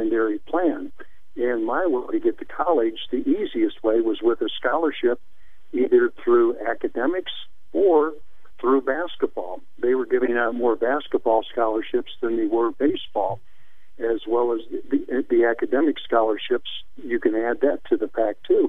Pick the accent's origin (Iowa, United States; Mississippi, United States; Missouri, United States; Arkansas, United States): Missouri, United States; St. Louis; born or raised there